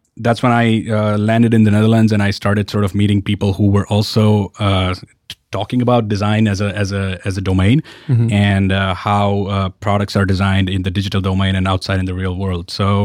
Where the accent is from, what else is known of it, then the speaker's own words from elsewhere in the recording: Ahmedabad, Gujarat, India; I grew up in... Ahmedabad, which is a city in the west of India.